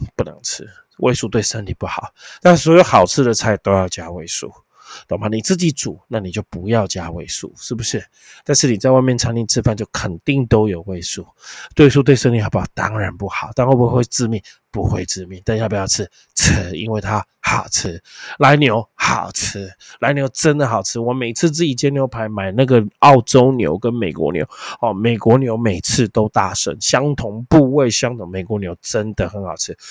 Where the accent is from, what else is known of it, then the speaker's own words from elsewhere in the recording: Taiwan; 你看大陆人很可怜的，吃不到我们的释迦凤梨耶。